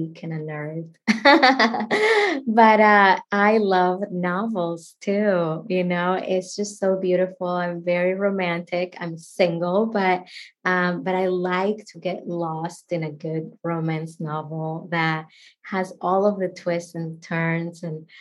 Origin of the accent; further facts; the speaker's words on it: Dominican Republic; first language Spanish; English is a second language; moved away as an adult; now in United States; I grew up in the Dominican Republic.